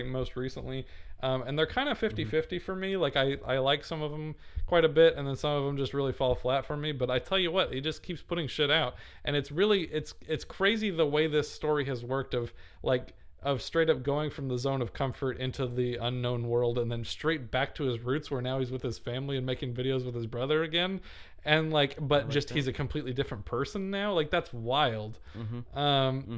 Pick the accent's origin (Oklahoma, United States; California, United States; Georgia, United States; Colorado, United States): Oklahoma, United States; I'm from Oklahoma